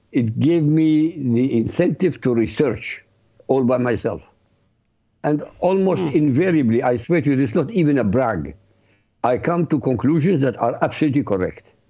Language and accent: English; Iraq; moved away; I used to read the newspapers, Arab, because I come from Iraq, so I read Arabic newspaper